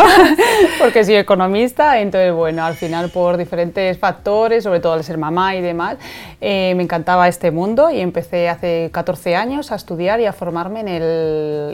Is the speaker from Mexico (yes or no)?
no; Spain; aquí en España